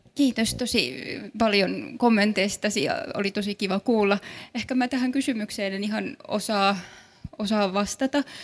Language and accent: Finnish; Kaarina, Southwest Finland, Finland; also born or lived in Turku; mä itse olen kasvanut Kaarinassa, mutta koen olevani hyvin turkulainen